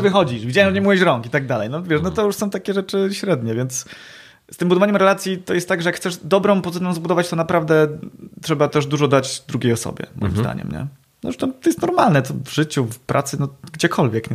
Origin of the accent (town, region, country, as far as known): Poznań area, Greater Poland, Poland; accent: Poznań melody